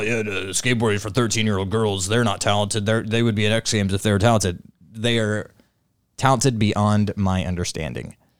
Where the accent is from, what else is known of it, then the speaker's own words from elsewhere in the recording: United States; I'm an American.